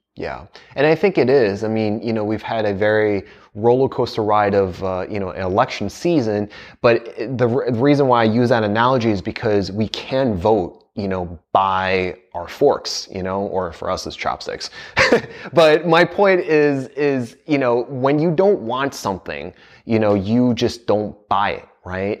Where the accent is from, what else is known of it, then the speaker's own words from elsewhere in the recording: United States; I grew up in the States